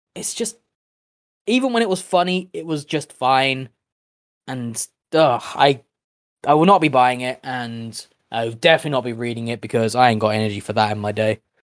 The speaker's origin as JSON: {"language": "English", "country": "United Kingdom", "said": "We are British people"}